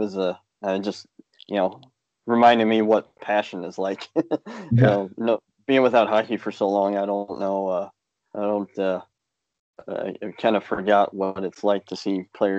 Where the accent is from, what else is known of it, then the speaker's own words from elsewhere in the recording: St. Louis, Missouri, United States; I'm from St. Louis, and I currently live about an hour and a half west of St. Louis.